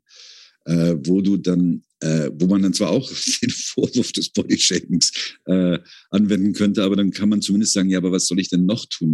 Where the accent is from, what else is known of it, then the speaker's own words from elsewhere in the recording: Rhineland, Germany; moved away as an adult; now in Vienna, Austria; ich bin Rheinländer